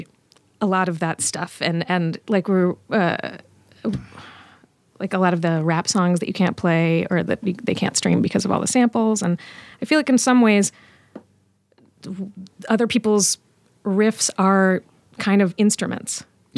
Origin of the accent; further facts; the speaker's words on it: Richmond, Virginia, United States; Richmond, Virginia.